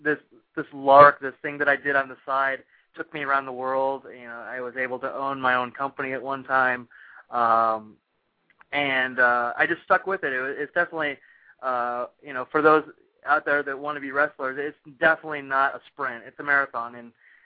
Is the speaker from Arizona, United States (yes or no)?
yes; Phoenix, Arizona, United States; I grew up in Arizona, so in Phoenix